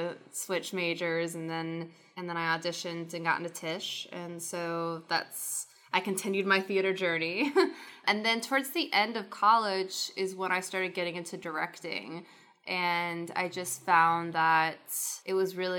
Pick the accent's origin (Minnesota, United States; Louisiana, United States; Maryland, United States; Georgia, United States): Maryland, United States; moved away as an adult; also born or lived in New York; I grew up in Maryland